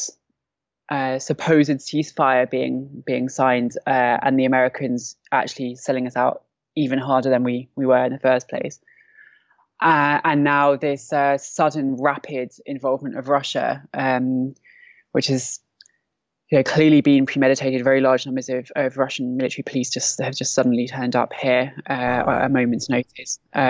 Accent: London, United Kingdom; moved away as an adult; now in Syria; I'm from London. I'm 32

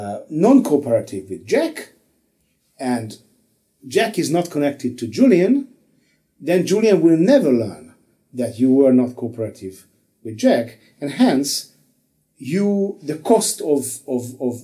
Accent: Hungary; I'm from Hungary

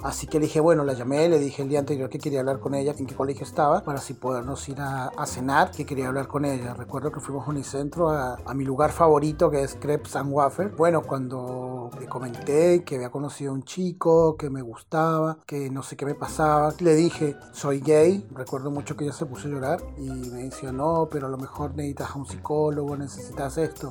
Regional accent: Colombia; moved away as an adult; now in Mendoza, Argentina; represento a Colombia, mi tierra también

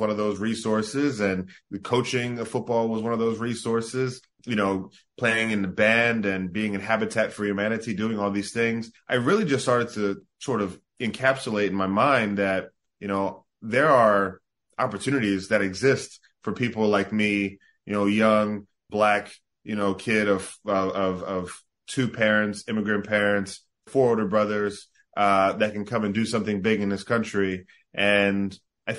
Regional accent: South Jersey near Atlantic City, New Jersey, United States; born or raised there; also born or lived in Bahamas

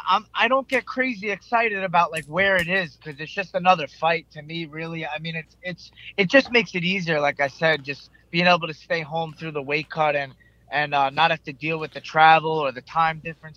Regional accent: Selden, New York, United States; I was raised in Selden, New York, on Long Island.

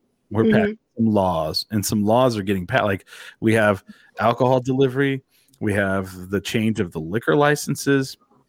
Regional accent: Curry County, New Mexico, United States; moved away; I'm from Curry County

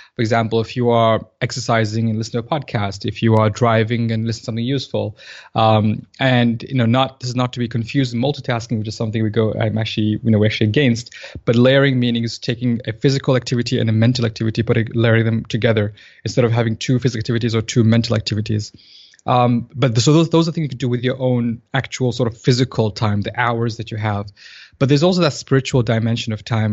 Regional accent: Saudi Arabia; moved away as an adult; also born or lived in Tanzania / United Kingdom; now in Dallas, United States; So I was born in Tanzania, in East Africa, and I lived in Saudi Arabia for most of my childhood

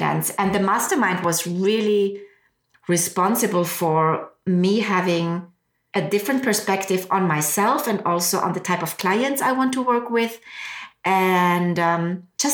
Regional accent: Austria; moved away; I'm originally from Austria. I speak German.

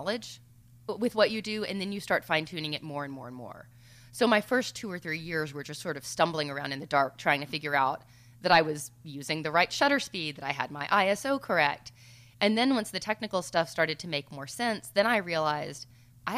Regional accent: the South, United States; I'm from the South.

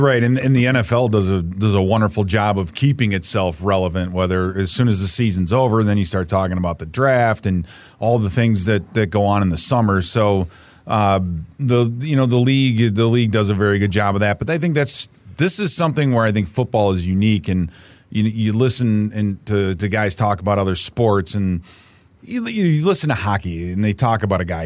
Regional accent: Chicago, Illinois, United States; growing up in Chicago, listening to guys like, uh, you know, D, uh, Pierce Saul and Harry Carey

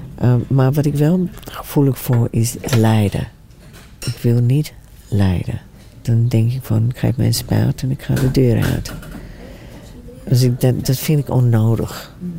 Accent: Australia; moved away; also born or lived in New Zealand; Nieuw-Zeeland. Maar ik ben opgegroeid in Australië

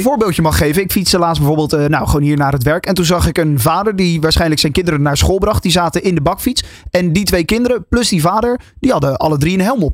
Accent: Netherlands; als Nederlanders

